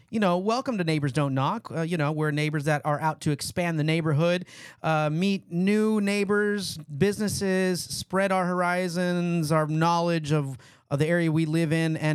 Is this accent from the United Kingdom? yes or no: yes; Scotland, United Kingdom; so I am Scottish, though.